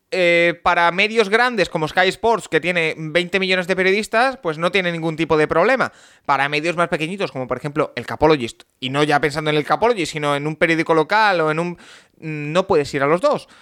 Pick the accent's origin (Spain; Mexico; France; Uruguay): Spain; soy de España